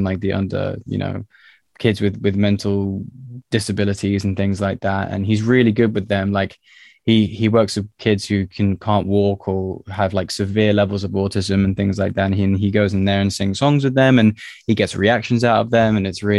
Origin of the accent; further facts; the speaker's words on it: Tottenham, London, United Kingdom; also born or lived in Liverpool; I was born there. My parents moved down to London when I was about one.